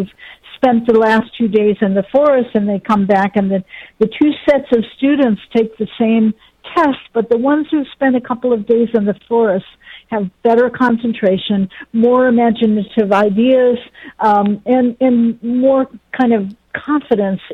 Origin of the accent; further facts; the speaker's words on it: Ann Arbor, Michigan, United States; moved away as an adult; now in Virginia, United States; I grew up in Ann Arbor and went to the University of Michigan.